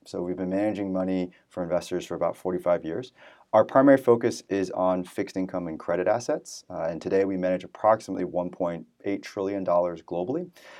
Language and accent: English; San Francisco Bay Area, California, United States; moved away as an adult; also born or lived in New York City; So I was born and raised in the San Francisco Bay Area, went to college in New York City at Columbia University